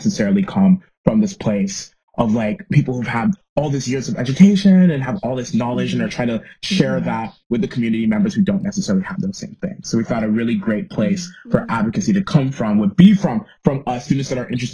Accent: Orlando, Florida, United States; now in Los Angeles, United States; I'm originally from Orlando, but now I live right outside of Los Angeles

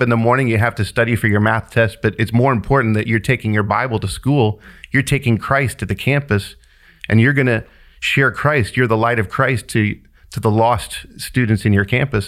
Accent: Kansas City, Kansas, United States; moved away; I grew up in Wyandotte County in Kansas City, Kansas

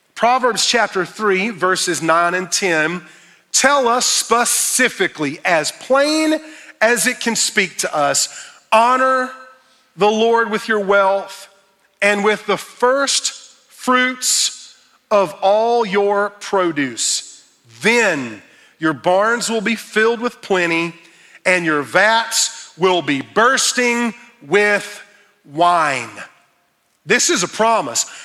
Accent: Fountain Inn, South Carolina, United States; I was raised in Fountain Inn, South Carolina

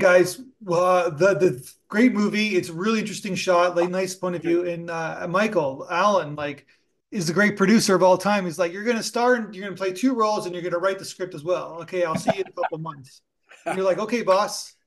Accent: Toronto, Ontario, Canada; I'm from Toronto

